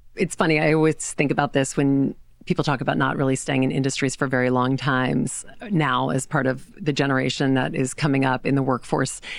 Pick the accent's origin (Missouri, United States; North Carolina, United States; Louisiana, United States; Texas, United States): Louisiana, United States; now in New York City, United States; I grew up in Louisiana